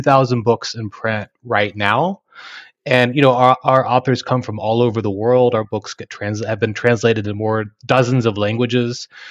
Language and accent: English; Texas Panhandle, United States; moved away as an adult; now in Oklahoma, United States; having grown up in Texas, Panhandle